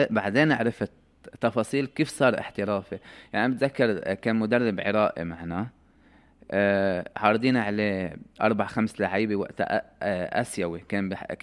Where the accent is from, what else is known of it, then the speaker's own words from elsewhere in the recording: Lebanon; فاليوم الثاني طبعا الجو كله تغير اللاعبين الاجانب